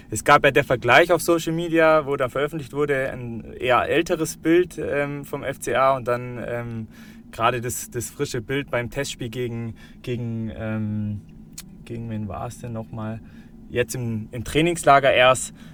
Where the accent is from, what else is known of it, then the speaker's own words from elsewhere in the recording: Bavaria, Germany; auch dadurch, dass ich äh, aus Schwaben komme, wir Augsburger ähm, sind Schwaben in dem Fall. Äh, ich komme jetzt nicht direkt aus Augsburg, aber aus der Region